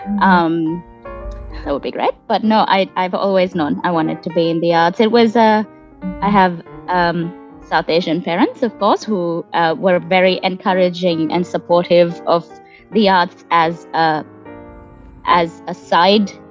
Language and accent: English; Kuwait; I was born and raised in Kuwait um, just before the Gulf War, um, and where my parents were working as immigrants